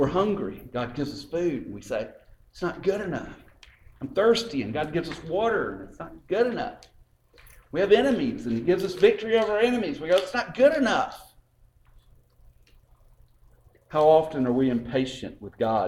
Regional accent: LaGrange, Georgia, United States; I grew up in LaGrange.

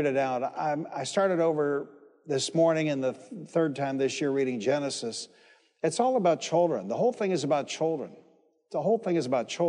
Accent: Detroit, Michigan, United States; the church I grew up in Detroit, Michigan.

